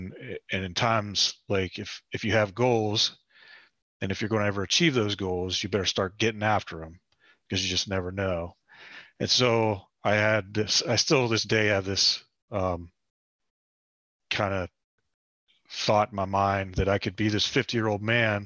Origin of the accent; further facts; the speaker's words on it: Parkersburg, West Virginia, United States; moved away as an adult; I'm originally from Parkersburg, West Virginia. I was born and raised there.